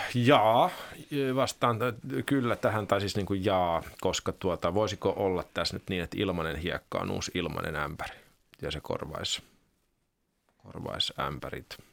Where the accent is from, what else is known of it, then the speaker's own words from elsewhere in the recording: Finland; also born or lived in Belgium; me suomalaiset